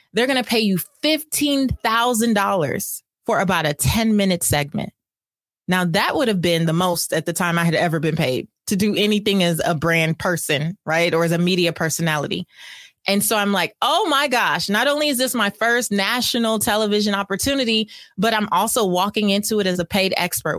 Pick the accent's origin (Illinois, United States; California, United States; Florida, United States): California, United States; I'm from California